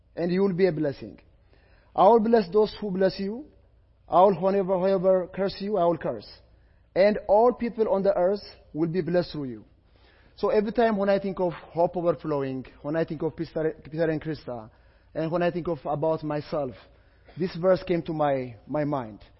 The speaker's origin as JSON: {"language": "English", "country": "Ethiopia", "second_language": "English", "said": "I am from Ethiopia, I am from Africa"}